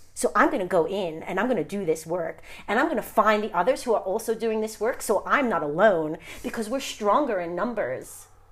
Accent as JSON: {"language": "English", "region": "New York", "country": "United States", "said": "I'm from New York, Sicilian"}